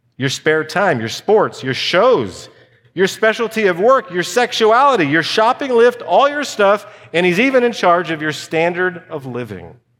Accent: United States; I'm an American

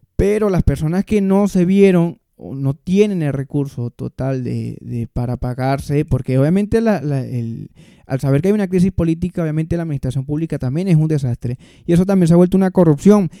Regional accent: Venezuela; moved away; soy venezolano

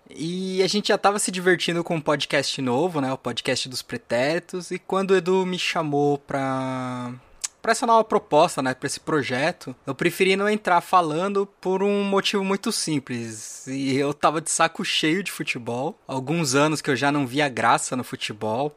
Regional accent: São Paulo, Brazil; eu nasci em São Paulo, capital

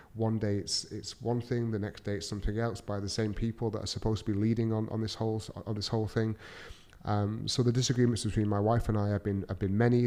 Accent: Manchester, North West England, United Kingdom; moved away as an adult; now in Dubai, United Arab Emirates; I'm from Manchester in the U K. Uh, I'm currently living in Dubai with my amazing family

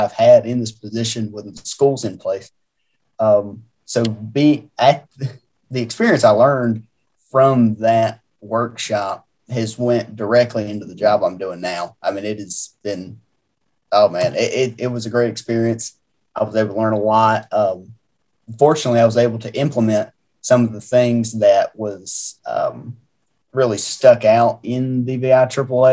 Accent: Grayson County, Virginia, United States; I actually born and raised in Grayson County.

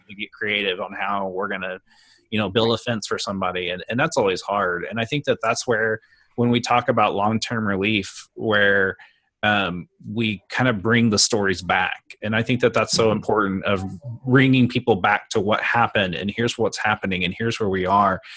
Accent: Oklahoma, United States; I'm born and raised in Oklahoma and have ministered in Oklahoma all my career

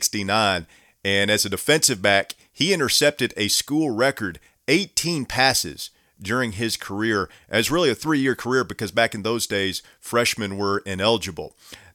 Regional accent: East Tennessee, United States; growing up in East Tennessee.

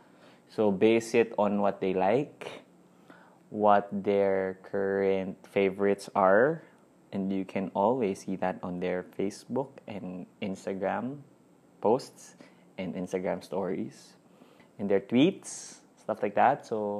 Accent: Cainta, Calabarzon, Philippines; my birthday would be on the first day of December. So, it's the fiesta celebration of my hometown, Cainta, Rizal.

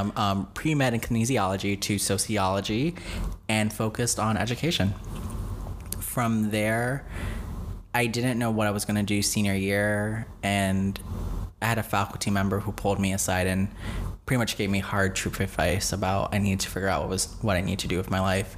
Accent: New York City, New York, United States; moved away; also born or lived in Grand Rapids, Michigan / Dominican Republic (family); growing up in the Bronx, New York

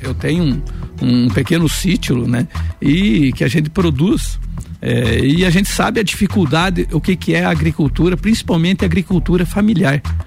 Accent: Anita Garibaldi, Santa Catarina, Brazil; also born or lived in Lages; minha terra natal, minha cidade, Anitta Garibaldi

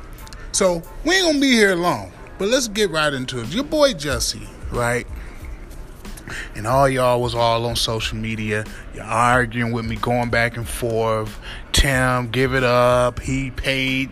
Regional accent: Midwest, United States; now in New York City, United States; I've been gone from the Midwest for years

